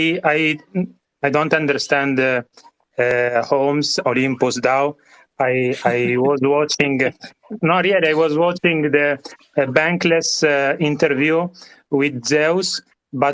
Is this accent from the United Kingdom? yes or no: no; Italy; accent: Italian; English is a second language; I am from Italy, but there is no Italian accent, how you can hear.